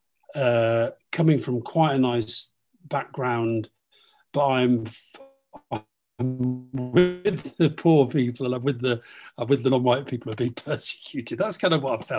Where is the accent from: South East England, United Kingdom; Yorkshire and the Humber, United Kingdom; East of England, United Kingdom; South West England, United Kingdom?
Yorkshire and the Humber, United Kingdom; Keighley; Keighley, where I was born. I wasn't from a very political background. My parents weren't that political. They were interested in politics, but they weren't political activists. But growing up in Keighley